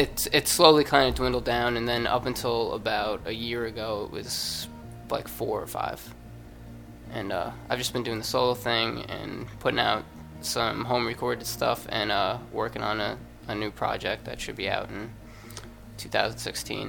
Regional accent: Hazlet, New Jersey, United States; I'm actually from Hazlitt, which is probably like 20 minutes, half hour out

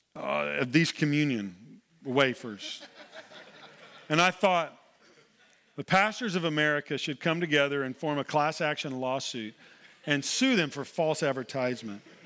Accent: Oklahoma, United States; moved away; I'm originally from Oklahoma

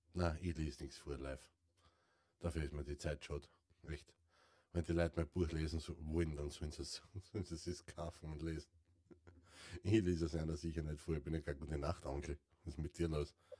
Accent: Carinthia, Austria; bei uns in Kärnten

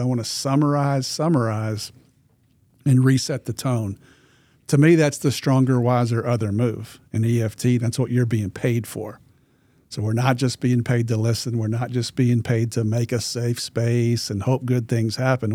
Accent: Arkansas, United States; I'm from Arkansas

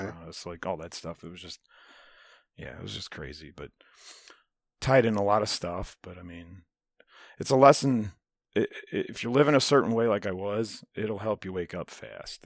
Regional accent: United States; I love being American.

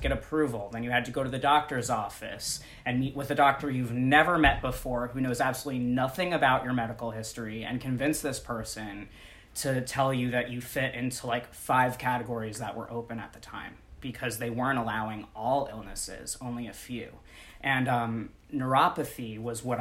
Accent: New York, United States; moved away as an adult; now in Los Angeles, United States; I'm originally a New Yorker, born and raised, moving

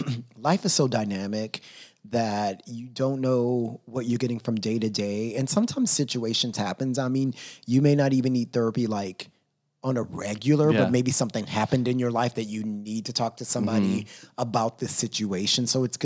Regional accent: Texas, United States; now in Los Angeles, United States; When I grew up in Texas

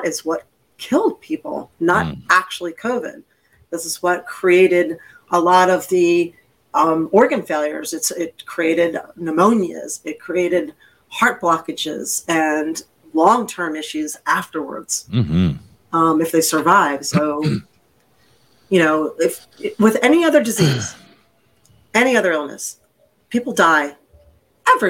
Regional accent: Pennsylvania, United States; moved away; where I lived was out towards the Amish community

